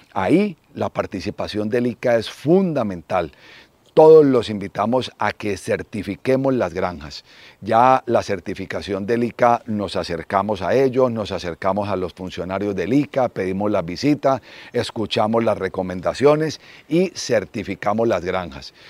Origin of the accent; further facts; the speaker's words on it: Cali, Valle del Cauca, Colombia; also born or lived in Manizales; soy caleño, eh, estudié en el Colegio Bermans, en Cali